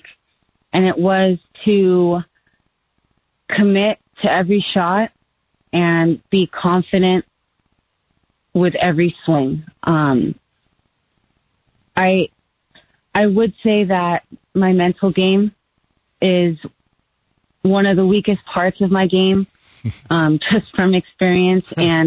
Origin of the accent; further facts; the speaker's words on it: Southern California, United States; moved away; I'm originally from California. And immediately my dad got me into golf lessons, played junior Southern California junior golf, played for high school